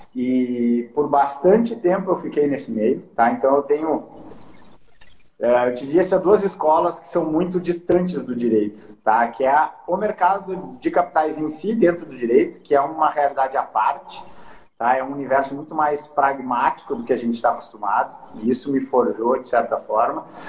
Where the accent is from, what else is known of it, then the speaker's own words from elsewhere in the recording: Porto Alegre, Rio Grande do Sul, Brazil; moved away as an adult; also born or lived in São Paulo / New York; eu vou voltar para Porto Alegre, eu sou originalmente de Porto Alegre